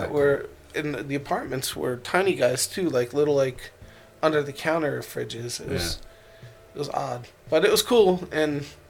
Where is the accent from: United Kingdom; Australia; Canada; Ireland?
Ireland; And, like, I'm Irish, so, like, when we were pulling into, like, the port, like, I was, like, just, oh, my God, there we in Ireland